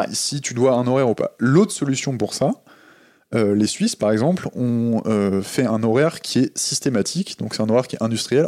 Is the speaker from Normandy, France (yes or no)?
yes; Le Havre, Normandy, France; Je suis né au Havre